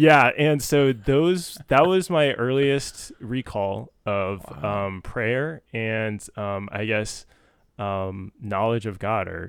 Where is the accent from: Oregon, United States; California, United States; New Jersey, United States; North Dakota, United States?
California, United States; San Jose; I grew up born in San Jose, so not far from here, obviously.